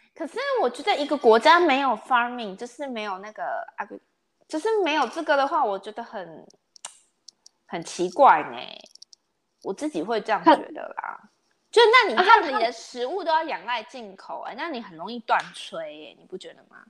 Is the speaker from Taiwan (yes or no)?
yes; Taiwan; 因为我们台湾人现在都很流，就是不会，就是觉得卫生纸跟店家要都会有